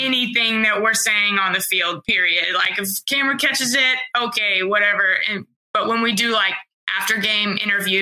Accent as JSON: {"language": "English", "area": "Bowie", "region": "Illinois", "country": "United States", "tie": "born or raised there", "also_born_or_lived": "Charleston, Illinois", "said": "I grew up in Bowie, Illinois, and my high school was like 360 people."}